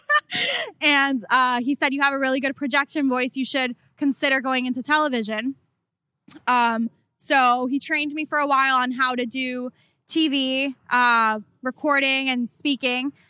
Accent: Coral Springs, Florida, United States; I'm from Coral Springs which is uh, about 45 minutes north of Miami.

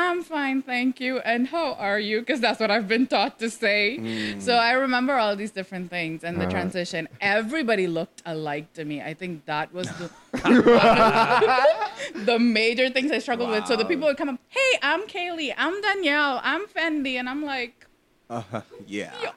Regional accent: Nassau, New Providence, Bahamas; also born or lived in India; And grade three, we stopped it all and my entire family moved over here to Nassau

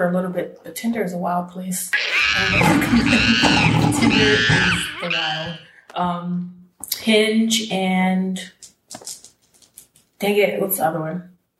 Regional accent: East Coast, United States; now in Los Angeles, United States; when I moved out here from the East Coast

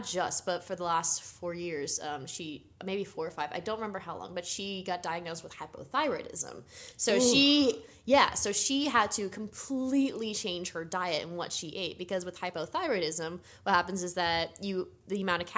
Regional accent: East Coast, United States; Here's the thing. I grew up in the East Coast. McDonald's was really kind of the only place that you would go a lot.

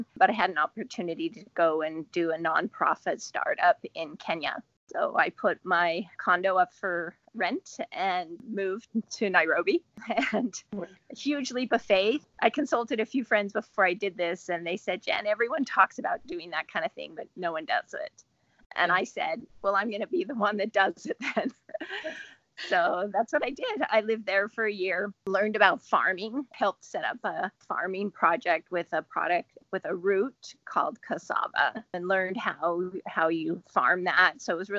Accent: Salt Lake City, Utah, United States; also born or lived in San Diego / North Dakota / England; Well, I was born in California, in San Diego, and then I've lived in various places. We lived in North Dakota, we lived in England, and then in Salt Lake City for kind of junior high and high school.

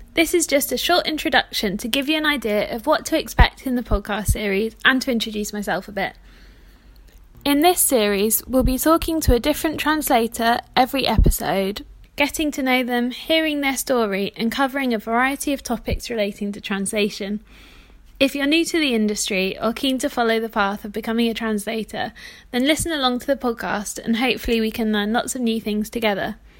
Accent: South of England, United Kingdom; now in Manchester, United Kingdom; I'm British. I'm based in Manchester in the north of England, but I actually grew up in the south

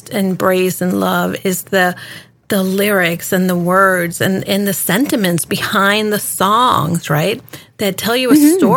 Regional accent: Miami, Florida, United States; also born or lived in New York; now in Washington, United States; city girl, you know, between Miami and New York and now in DC.

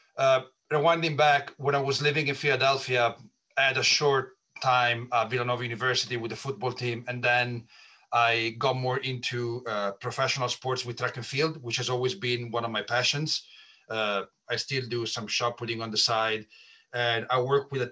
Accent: Italy; moved away as an adult; now in United States; I was born and raised in Italy, so pretty far away from the United States.

